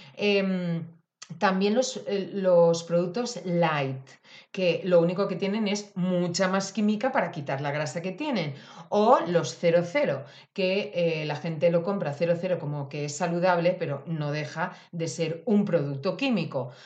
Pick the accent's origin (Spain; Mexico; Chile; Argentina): Spain; Valencian Community; yo que soy valenciana y tengo naranjas, mandarinas estupendas